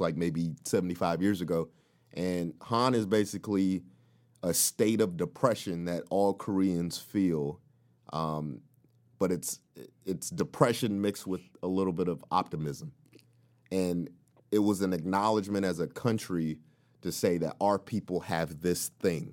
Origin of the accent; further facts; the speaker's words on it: the South, United States; now in California, United States; from the South, I felt there was a rich black culture.